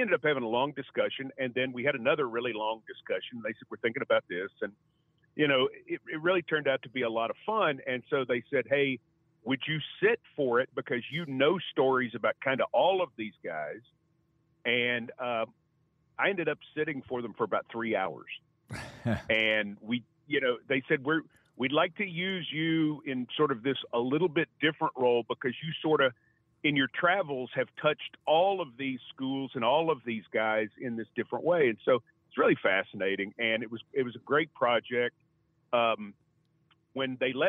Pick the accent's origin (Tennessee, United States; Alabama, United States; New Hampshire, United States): Tennessee, United States; Middle; growing up in Middle Tennessee